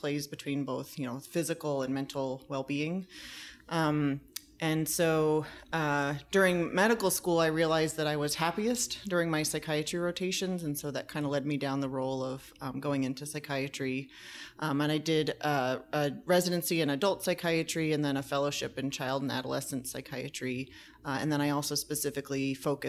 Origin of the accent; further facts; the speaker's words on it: New Jersey, United States; moved away as an adult; also born or lived in Vermont; now in California, United States; I'm originally from the East Coast, born and raised in New Jersey